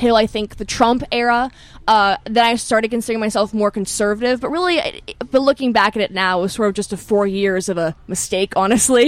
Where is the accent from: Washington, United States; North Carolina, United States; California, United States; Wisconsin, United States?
California, United States; Berkeley; I'm from Berkeley, California. I was born and raised in Berkeley, California